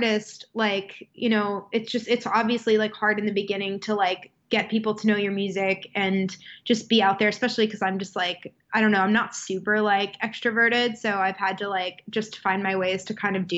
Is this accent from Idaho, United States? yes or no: no; Wisconsin, United States; moved away; I'm from Wisconsin.